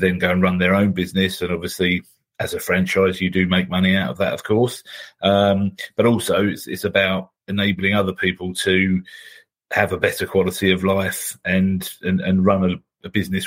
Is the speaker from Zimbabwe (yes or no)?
no; United Kingdom; we're British